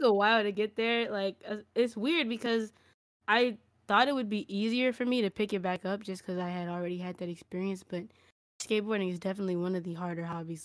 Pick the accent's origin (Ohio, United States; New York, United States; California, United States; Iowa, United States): California, United States; Los Angeles; moved away; also born or lived in Las Vegas, Nevada; I was born not born here, but I was raised up here in Koreatown, Los Angeles